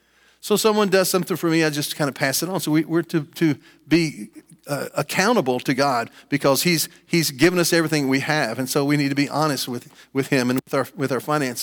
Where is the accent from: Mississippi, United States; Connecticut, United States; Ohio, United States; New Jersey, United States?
Ohio, United States; Franklin; I grew up in Franklin and I played sports here in junior high school.